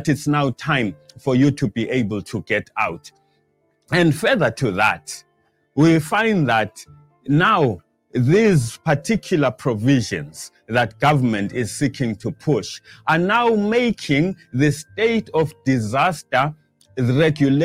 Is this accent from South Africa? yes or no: yes; South Africa; we, as the South African people